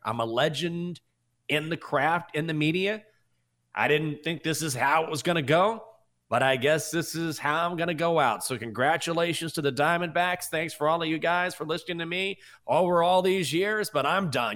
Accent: Texas, United States; I'm from Texas. I grew up going to Rangers games

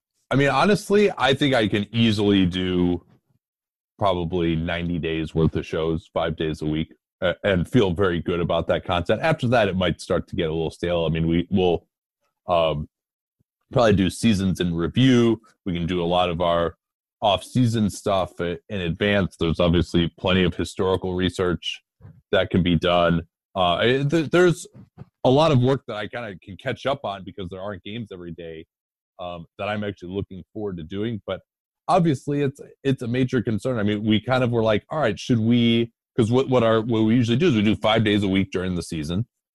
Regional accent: Chicago, Illinois, United States; moved away as an adult; also born or lived in Arizona; now in Bay Area, United States; I grew up in Chicago in the 90s. I lived in Arizona for the Nash Suns the next decade.

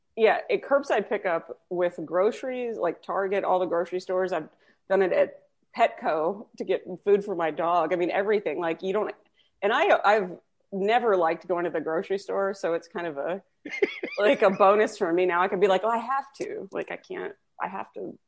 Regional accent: Texas, United States; I'm from Texas

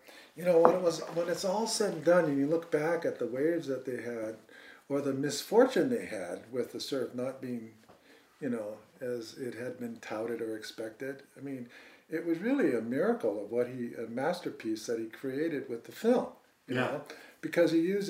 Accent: Hawaii, United States; that was the only connection that growing up in Hawaii that we had, you know, before.

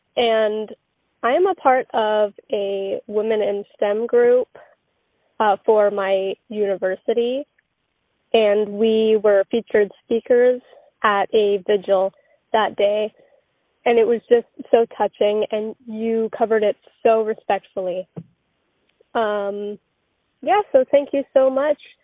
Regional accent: Bowen Island, British Columbia, Canada; moved away; I'm originally from Bowen Island

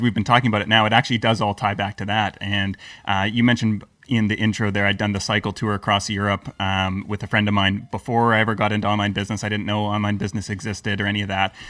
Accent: Canada; also born or lived in Croatia / Lisbon / United Kingdom; now in Serbia; I'm Canadian.

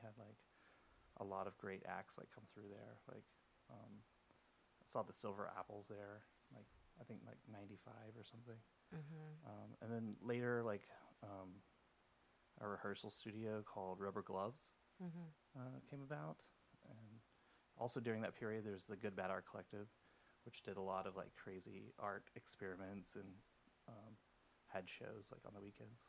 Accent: Denton, Texas, United States; moved away as an adult; now in New York, United States; I'm from Denton, Texas, and I moved here about 14 years ago.

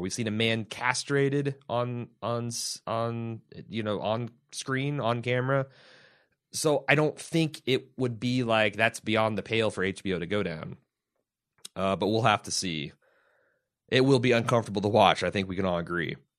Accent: United States; I'm an American

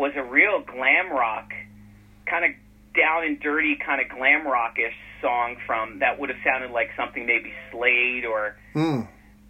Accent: Philadelphia, Pennsylvania, United States; I'm from Philly

